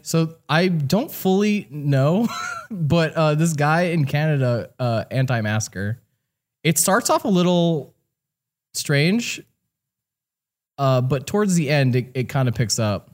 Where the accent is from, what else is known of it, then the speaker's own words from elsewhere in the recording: New Jersey, United States; I grew up in New Jersey